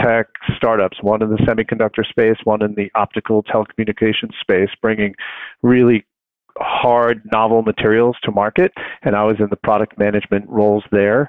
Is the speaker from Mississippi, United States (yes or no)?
no; Long Island, New York, United States; I grew up on Long Island, and I went to school in New York City